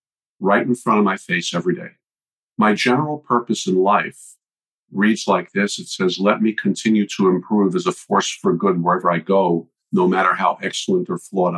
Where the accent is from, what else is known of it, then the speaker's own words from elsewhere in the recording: New York, United States; moved away; also born or lived in Virginia; I was born and raised in New York, went to school at Virginia Commonwealth University